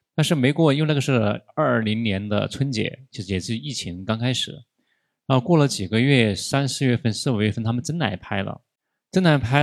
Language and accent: Chinese; Chongqing, China; 我们老家是重庆的